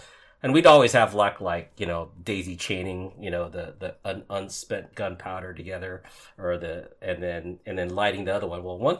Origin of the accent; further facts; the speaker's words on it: Hawaii, United States; moved away; growing up in Hawaii